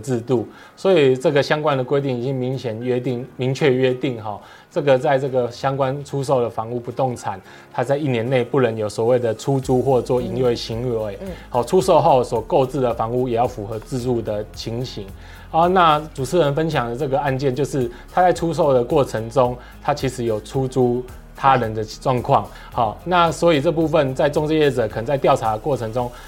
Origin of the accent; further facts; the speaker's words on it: Taiwan; 我们台湾人